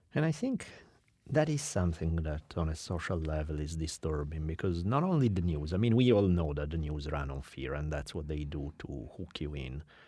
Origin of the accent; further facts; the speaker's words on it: Italy; also born or lived in Milan; now in United States; growing up in Italy